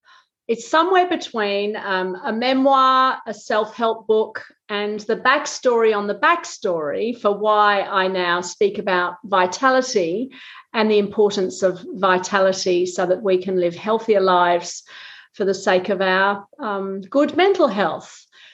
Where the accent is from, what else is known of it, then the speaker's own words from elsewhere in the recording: England, United Kingdom; accent: Australian; now in Australia; I moved to Australia to live in 1988. So, look, many Australians don't know I'm English, but when I go back to England, everybody thinks I have an Australian accent.